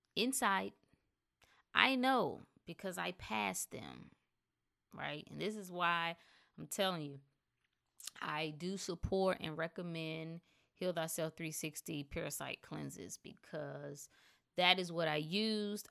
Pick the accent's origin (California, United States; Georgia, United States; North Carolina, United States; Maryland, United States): North Carolina, United States; I was from North Carolina